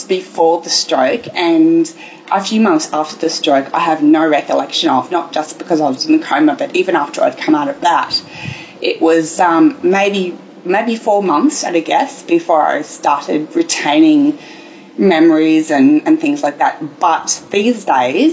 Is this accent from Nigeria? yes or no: no; Brisbane, Queensland, Australia; I grew up in sunny Brisbane in Australia, Queensland